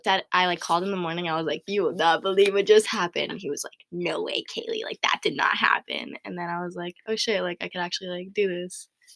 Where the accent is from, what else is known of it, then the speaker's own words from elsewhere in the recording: Orange County, California, United States; I'm 19. I was raised in Orange County.